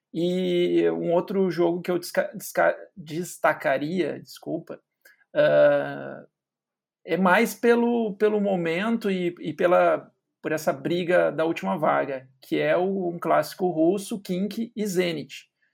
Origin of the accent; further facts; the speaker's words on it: Cachoeira do Sul, Rio Grande do Sul, Brazil; parceiro de basquete das antigas lá em Cachoeira do Sul